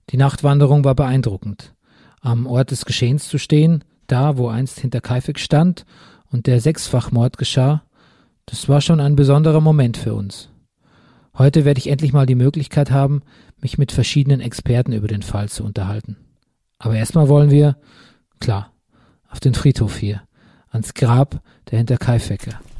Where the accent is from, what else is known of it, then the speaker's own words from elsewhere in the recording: Bavaria, Germany; Ein schreckliches Verbrechen, geschehen mitten in meiner Heimat Bayern.